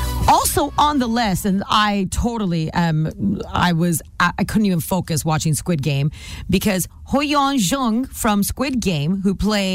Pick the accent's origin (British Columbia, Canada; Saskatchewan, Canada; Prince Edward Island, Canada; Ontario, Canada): British Columbia, Canada; Nanaimo; moved away as an adult; also born or lived in Vancouver Island; now in South Surrey, Canada; I'm from Nanaimo. Okay. I grew up there. I know the island.